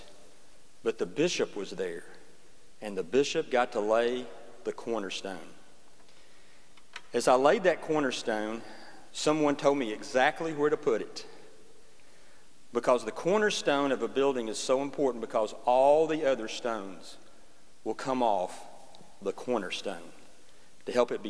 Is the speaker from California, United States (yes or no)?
no; Alabama, United States; we're from Alabama.